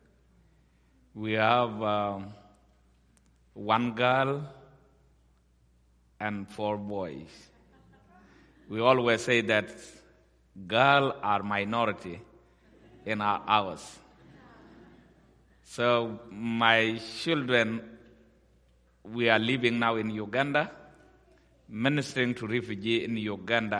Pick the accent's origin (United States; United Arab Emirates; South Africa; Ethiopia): Ethiopia; also born or lived in South Sudan; I was born in South Sudan or Sudan, and I grew up in Ethiopia